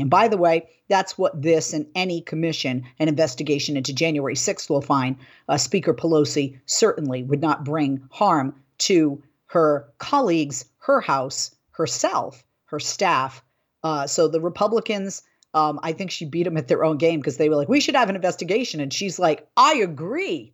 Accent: Boston, Massachusetts, United States; also born or lived in Buffalo, New York / Chicago, Illinois / Houston, Texas / Miami, Florida; now in California, United States; I grew up in Boston.

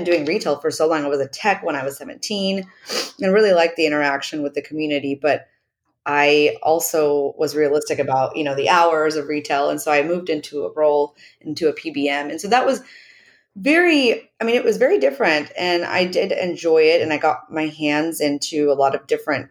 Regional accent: Oklahoma, United States; I'm born and raised in Oklahoma.

